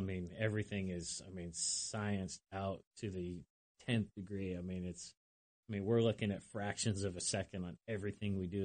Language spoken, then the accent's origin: English; Lyme, New Hampshire, United States; moved away; I'm from New Hampshire originally, small little town called Lyme, New Hampshire.